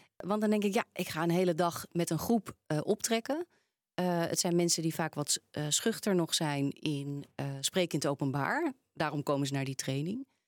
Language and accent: Dutch; Randstad, Netherlands; Ze horen waarschijnlijk ook dat ik ben opgegroeid in de Randstad.